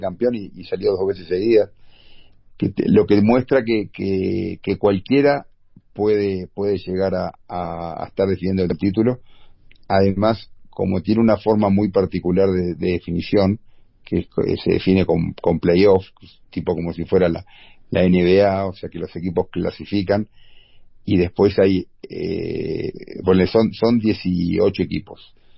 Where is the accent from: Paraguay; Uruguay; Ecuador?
Uruguay; moved away as an adult; also born or lived in Qatar / Argentina / Brazil; now in Mexico; de el 2011 me fui de Uruguay